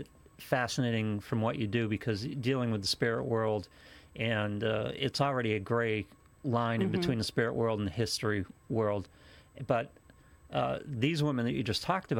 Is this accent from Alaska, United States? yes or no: no; Haverhill, Massachusetts, United States; I come from Haverhill.